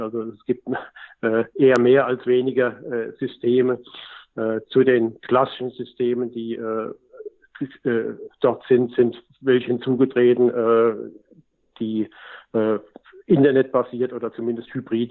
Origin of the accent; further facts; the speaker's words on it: Germany; als Deutsche